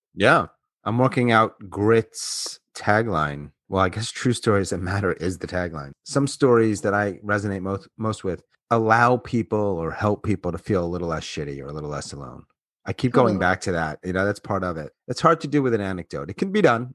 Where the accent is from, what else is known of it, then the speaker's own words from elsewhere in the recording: Long Island, New York, United States; moved away; I'm from Long Island